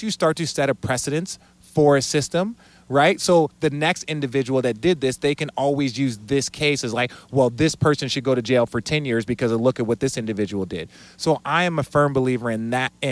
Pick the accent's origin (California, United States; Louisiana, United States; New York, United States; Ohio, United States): California, United States; Los Angeles; I was born here in LA. I grew up